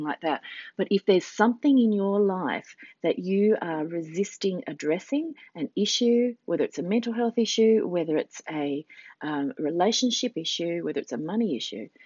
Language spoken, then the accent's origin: English; Australia; I said, "Australia."